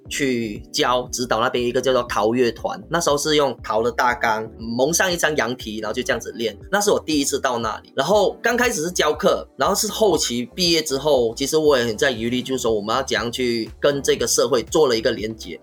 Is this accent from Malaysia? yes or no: yes; Penang, Malaysia; moved away as an adult; now in Taichung, Taiwan; 我是来自马来西亚槟城的